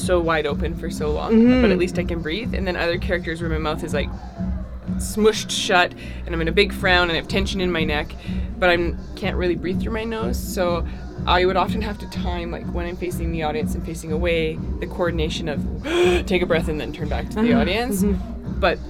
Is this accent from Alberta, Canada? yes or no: yes; Alberta, Canada; now in Winnipeg, Canada; I'm from Alberta, so it's like there's that little home heart in my head